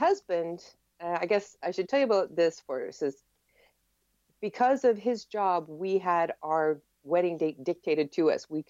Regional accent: Wichita, Kansas, United States; moved away as an adult; also born or lived in Goddard, Kansas / Benton, Kansas / Valley Center, Kansas; now in Germany; Well, I was born in Wichita, Kansas, and lived there for basically 44 and a half of the years of my life. At 46, I got married and moved out. I lived in Wichita, but I also lived in several of the little towns around Wichita.

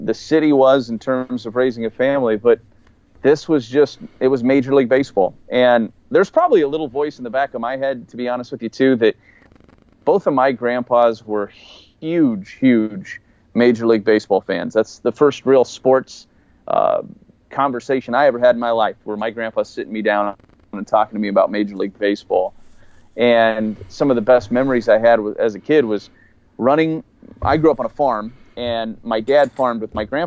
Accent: Hastings, Iowa, United States; moved away as an adult; also born or lived in Lincoln, Nebraska; We had both grown up pretty close. My wife's from Sioux City, Iowa. I was from Hastings, Iowa.

